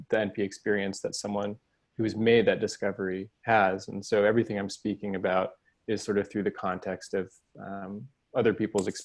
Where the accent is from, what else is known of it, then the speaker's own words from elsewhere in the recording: Houston, Texas, United States; Texas. I grew up in Houston.